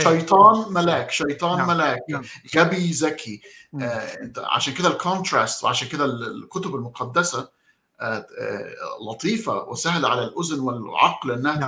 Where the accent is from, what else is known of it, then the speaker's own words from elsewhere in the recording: Egypt; عندنا في مصر